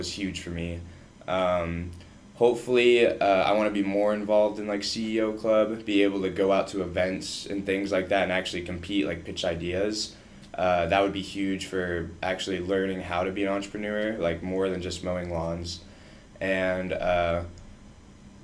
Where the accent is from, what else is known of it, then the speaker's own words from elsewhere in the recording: Bloomington, Illinois, United States; moved away as an adult; also born or lived in Texas; now in Columbia, United States; Everyone in my town went to ISU because I was from Bloomington Normal